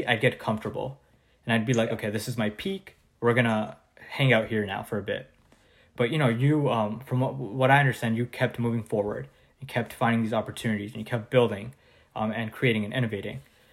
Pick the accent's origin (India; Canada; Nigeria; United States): Canada; I'm from Canada